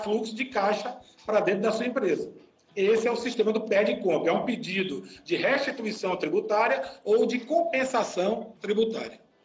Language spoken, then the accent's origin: Portuguese; Salvador, Bahia, Brazil; now in Joinville, Brazil; Eu sou de Salvador, mas eu, hoje eu moro aqui em Joinville, né?